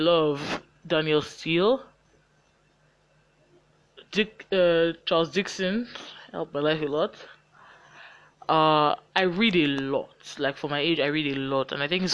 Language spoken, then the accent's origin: English; Lagos, Nigeria; accent: Nigerian; I'm growing up in Lagos. It's a state in Nigeria. Many of you that are listening know already from my accent that I am Nigerian and I live in Lagos